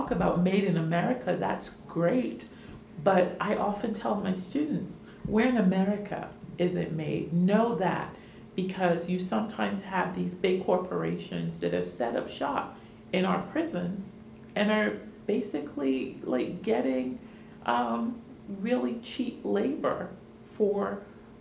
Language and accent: English; New York, United States; moved away; also born or lived in Caribbean / Washington, D.C. / Miami; I come from the Caribbean, but I grew up in New York and went to school in D.C. and Miami